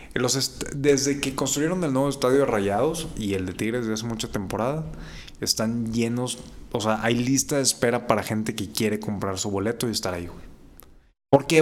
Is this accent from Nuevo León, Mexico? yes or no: yes; Monterrey, Nuevo León, Mexico; como buen regio